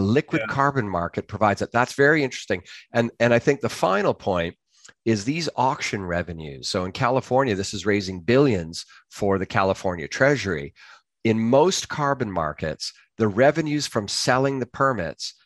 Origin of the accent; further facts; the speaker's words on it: Canada; now in London, United Kingdom; I'm a Canadian